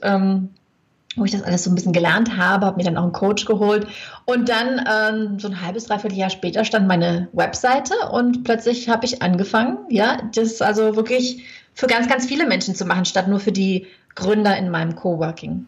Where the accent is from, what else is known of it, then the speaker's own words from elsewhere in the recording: Germany; moved away as an adult; also born or lived in Lake Geneva, Switzerland; now in Switzerland; ich komme aus Deutschland